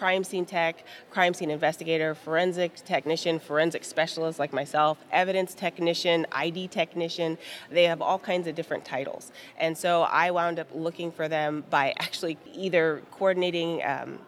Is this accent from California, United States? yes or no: yes; Southern California, United States; I'm from Southern California